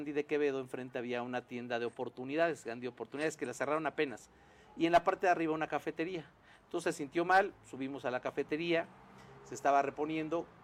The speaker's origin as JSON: {"language": "Spanish", "country": "Mexico", "said": "no, no, yo vivo en México, voy y Colombia, pero yo soy eh, mexicano, ¿no?"}